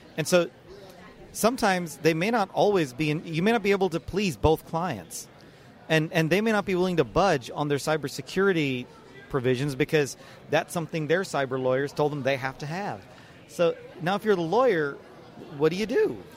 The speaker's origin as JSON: {"language": "English", "town": "Dallas", "region": "Texas", "country": "United States", "tie": "born or raised there", "said": "Dallas, Texas. You know, it's my hometown"}